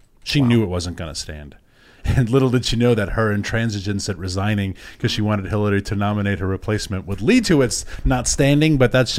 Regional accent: New York City, New York, United States; growing up in New York City

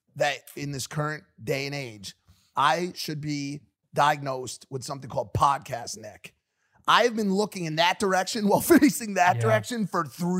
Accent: New Haven, Connecticut, United States; I'm from New Haven, Connecticut, the pizza capital of the United States

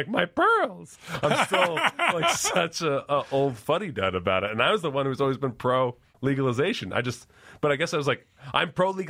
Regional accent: New York, United States; And I'm from New York, so don't fuck me.

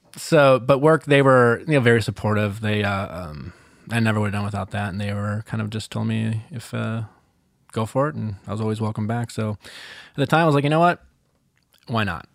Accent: Milwaukee, Wisconsin, United States; I'm from Milwaukee, Wisconsin

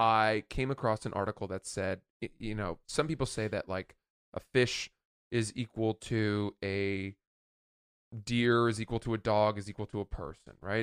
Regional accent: Maine, United States; a buddy of mine that I grew up in Maine

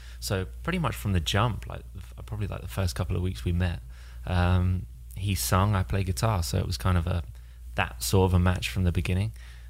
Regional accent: near Sandwich, Kent, South East England, United Kingdom; Which is about 10 minutes from where I live and grew up.

